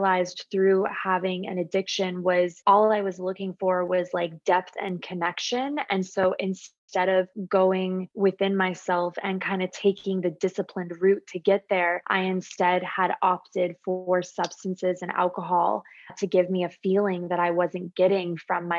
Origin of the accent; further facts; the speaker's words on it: Phoenix, Arizona, United States; I'm born and raised in Phoenix, Arizona